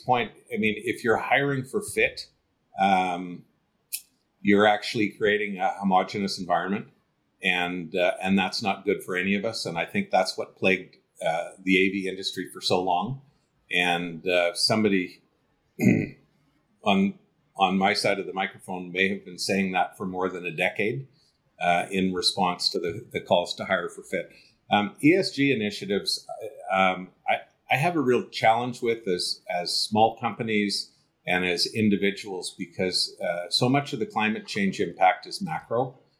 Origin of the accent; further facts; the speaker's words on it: Canada; as a Canadian